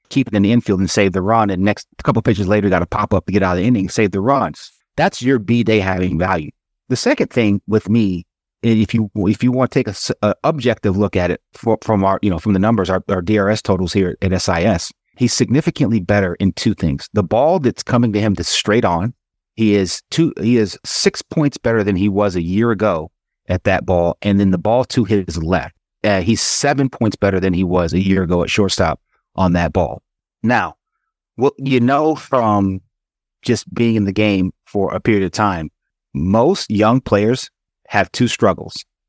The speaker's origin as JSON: {"language": "English", "town": "Atlanta", "region": "Georgia", "country": "United States", "tie": "born or raised there", "said": "when I was a kid, you know, I grew up in Atlanta"}